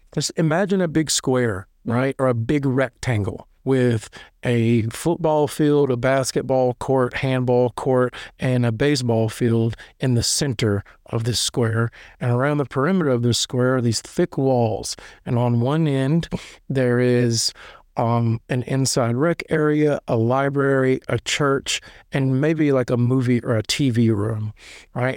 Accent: Lebanon, Tennessee, United States; I'm from, like, Lebanon, Tennessee. It's, like, twenty minutes east of Nashville

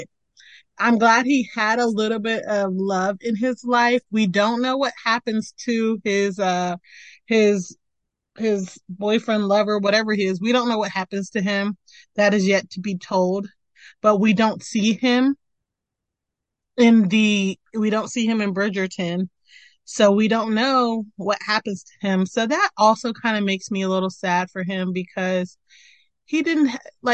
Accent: Mitchellville, Maryland, United States; moved away; I lived in Mitchellville, Maryland

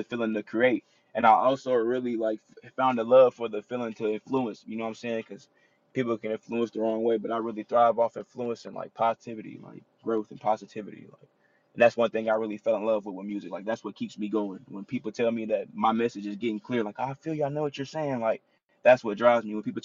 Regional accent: Alaska, United States; also born or lived in Louisiana; I was just raised in Alaska, like, all my life

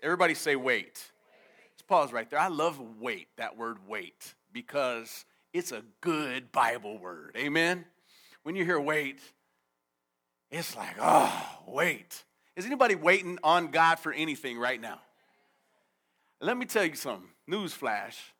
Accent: United States; I grew up in America

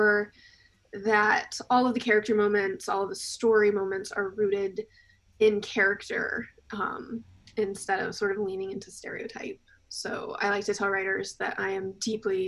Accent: South Carolina, United States; I grew up in South Carolina, very deep south

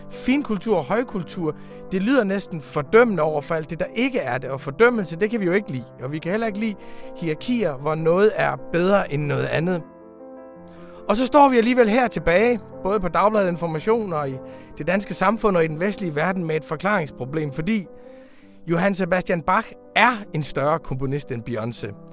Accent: Denmark; Tyskland er faktisk et land, som vi har en særlig adgang til som danskere.

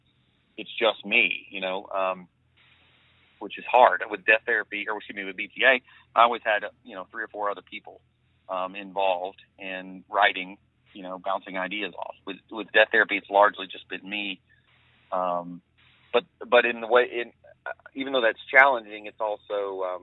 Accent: Georgia, United States; I'm from Georgia.

